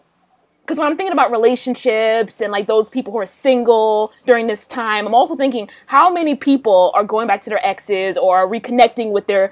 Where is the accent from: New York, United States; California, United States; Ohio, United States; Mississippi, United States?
New York, United States; Manhattan; No, I grew up in Manhattan. I lived there for 12 years.